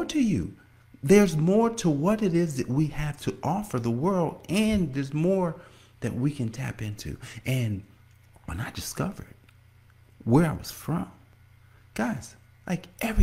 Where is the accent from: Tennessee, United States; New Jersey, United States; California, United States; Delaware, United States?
New Jersey, United States; Newark; moved away as an adult; also born or lived in Washington, D.C.; now in Indian Head, Maryland, United States; I'm from Newark, New Jersey